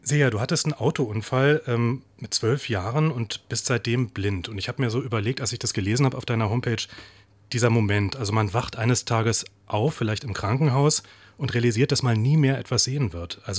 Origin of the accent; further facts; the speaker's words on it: Berlin, Germany; ich komme aus Zehlendorf.